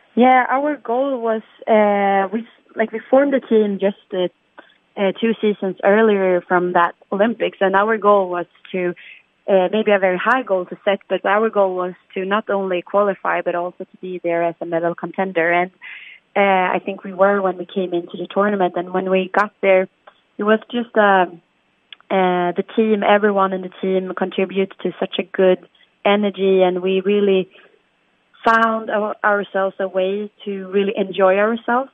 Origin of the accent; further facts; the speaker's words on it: Sweden; We're from Sweden